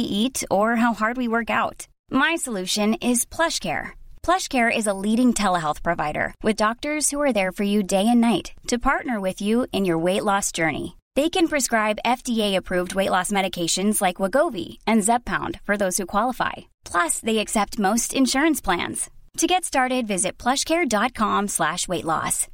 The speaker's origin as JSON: {"language": "English", "region": "Wisconsin", "country": "United States", "tie": "born or raised there", "also_born_or_lived": "Washington, D.C. / New York City", "moved": "yes", "said": "grew up in Wisconsin"}